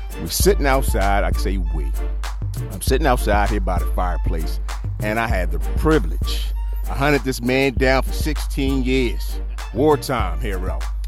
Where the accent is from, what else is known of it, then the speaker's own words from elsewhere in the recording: Philadelphia, Pennsylvania, United States; I grew up in Philly and Logan, and my house is now trees and woods. They tore it down because the houses were sinking in Logan back in the day.